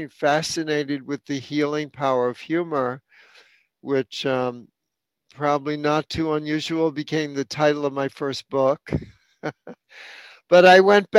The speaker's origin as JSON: {"language": "English", "town": "New York City", "region": "New York", "country": "United States", "tie": "born or raised there", "said": "I grew up in New York City"}